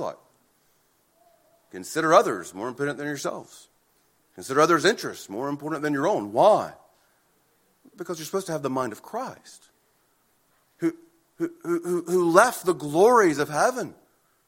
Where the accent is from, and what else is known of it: United States